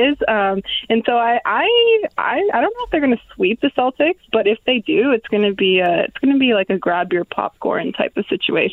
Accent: Toronto, Ontario, Canada; I'm from Toronto.

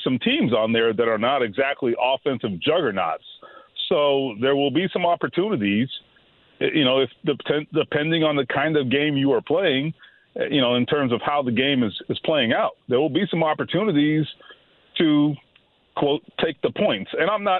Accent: South Florida, United States; growing up in South Florida

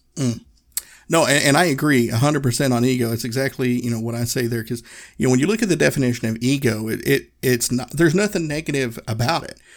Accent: Northeast Tennessee, United States; I grew up in Tennessee. I grew up in Northeast Tennessee

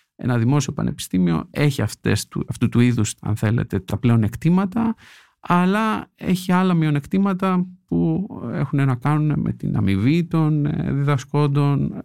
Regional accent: Greece; moved away as an adult; now in United States; λείπω την Ελλάδα τώρα κοντά στα 16 χρόνια

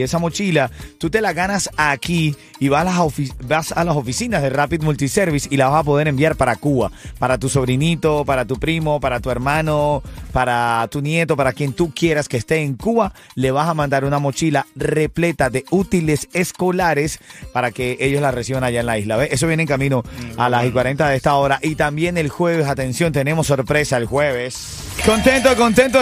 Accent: Venezuela; moved away; en mi país, en Venezuela

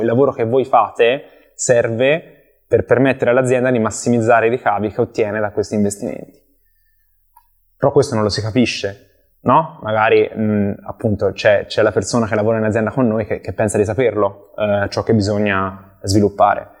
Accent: Empoli, Tuscany, Italy; also born or lived in Milan; sono originario di Empoli, eh, in Toscana, dove cerco ancora di risiedere

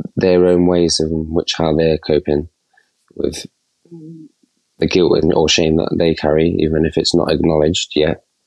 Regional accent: Nottingham, East Midlands, United Kingdom; I'm from Not- Nottingham

